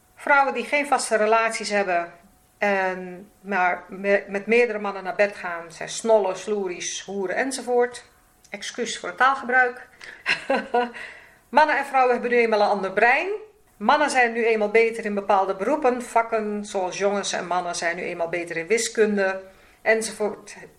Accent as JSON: {"language": "Dutch", "country": "Suriname", "tie": "born or raised there", "moved": "yes", "lives_now": "Netherlands", "said": "ik, kom zelf uit Suriname. Ik ben in Suriname geboren"}